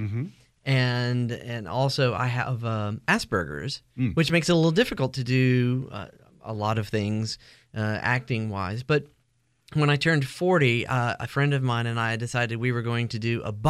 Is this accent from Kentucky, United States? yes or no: no; Phenix City, Alabama, United States; moved away; also born or lived in New Jersey / Gastonia, North Carolina; I grew up in Alabama.